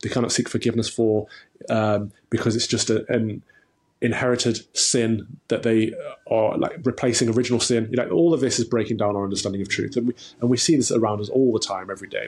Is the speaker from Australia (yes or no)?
no; Nottingham, East Midlands, United Kingdom; I grew up in the Midlands, in, um, Nottingham, Robin Hood country in, in Nottinghamshire